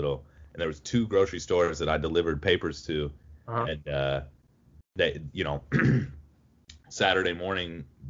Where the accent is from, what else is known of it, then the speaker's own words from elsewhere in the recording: Ohio, United States; I grew up in Ohio